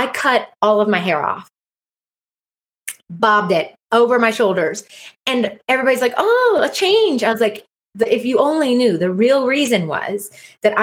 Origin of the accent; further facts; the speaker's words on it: South Carolina, United States; I'm a hygienist from South Carolina